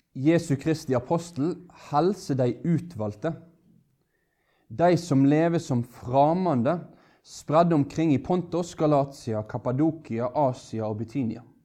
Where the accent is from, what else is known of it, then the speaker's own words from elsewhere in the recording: Norway; som er en nordmann, født av nordmenn